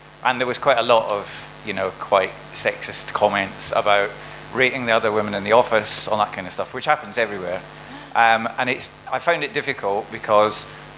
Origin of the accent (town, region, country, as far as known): Dundee, Scotland, United Kingdom; now in London, United Kingdom